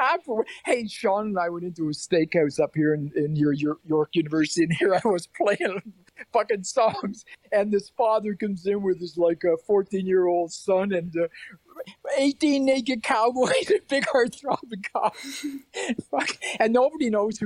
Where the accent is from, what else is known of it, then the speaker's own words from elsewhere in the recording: Prince Edward Island, Canada; I'm just from the East Coast of Canada, Prince Edward Island